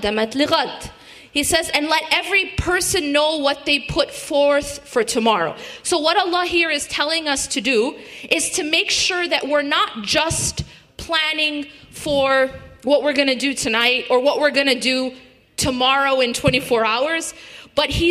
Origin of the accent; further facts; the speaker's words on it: Madison, Wisconsin, United States; I grew up in Madison, Wisconsin